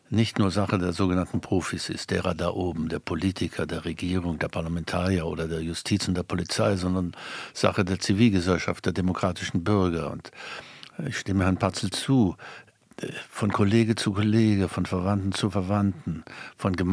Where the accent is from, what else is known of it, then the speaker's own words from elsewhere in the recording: East Germany, Germany; Ich schäme mich als Ostdeutscher